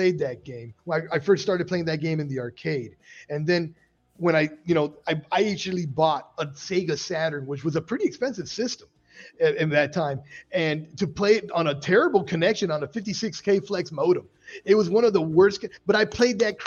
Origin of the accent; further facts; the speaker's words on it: Miami, Florida, United States; I'm from Miami